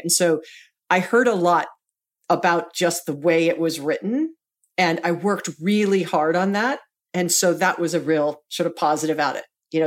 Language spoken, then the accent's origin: English; Hawaii, United States; we're both born and raised in Hawaii